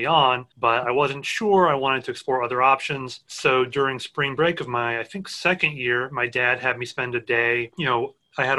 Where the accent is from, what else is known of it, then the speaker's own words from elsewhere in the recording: Georgia, United States; I grew up in Georgia, so I went to the Medical College of Georgia for med school